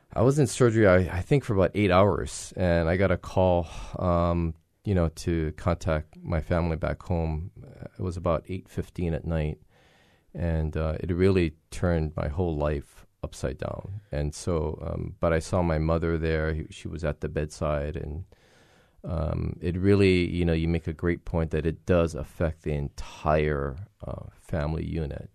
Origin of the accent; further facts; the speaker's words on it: Hilo, Hawaii, United States; growing, growing up in Hilo